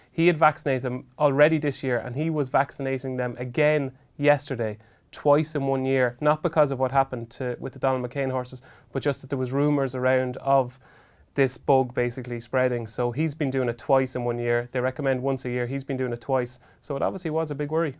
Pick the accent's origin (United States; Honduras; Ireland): Ireland; I was from Robinson, which was only a couple of miles down the road.